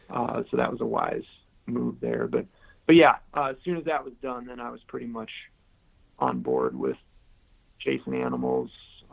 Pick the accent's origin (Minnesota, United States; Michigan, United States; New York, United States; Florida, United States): Michigan, United States; Caledonia; In the Lower Peninsula. I grew up in a little town. It used to be a little town called Caledonia. I was born in Grand Rapids, was the closest big city.